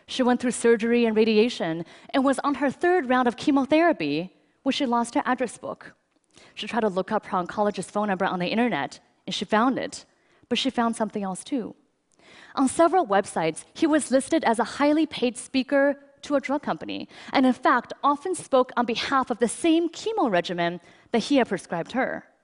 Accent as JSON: {"language": "English", "country": "China", "tie": "born or raised there", "said": "I grew up in China, and my earliest memories are of being rushed to the hospital because I had such bad asthma that I was there nearly every week."}